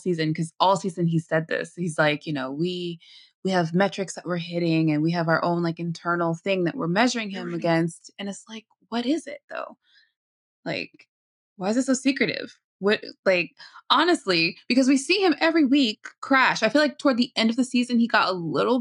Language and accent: English; United States; As an American